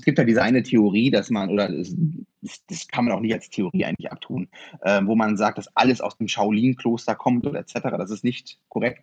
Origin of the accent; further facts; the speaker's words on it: Osnabrück, Lower Saxony, Germany; also born or lived in Friesland; ich bin in Friesland geboren, in Osnabrück aber aufgewachsen.